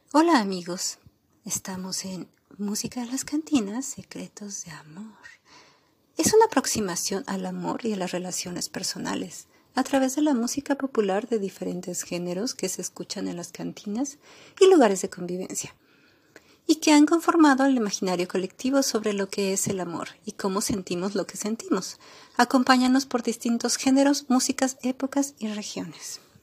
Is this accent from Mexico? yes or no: yes; Mexico; also born or lived in Tijuana; somos mexicanos